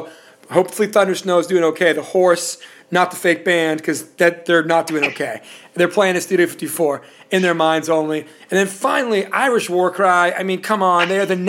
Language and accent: English; Puerto Rico; Because I was coming from Puerto Rico, everybody listens to salsa, and that's great.